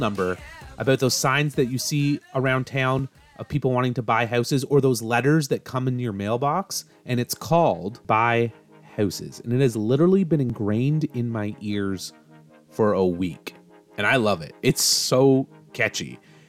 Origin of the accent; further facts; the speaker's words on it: Brockville, Ontario, Canada; my hometown, Brockville.